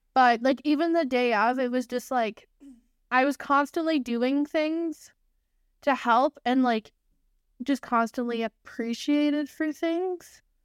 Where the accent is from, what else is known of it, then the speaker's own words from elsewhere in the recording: United Kingdom; You can tell that we're British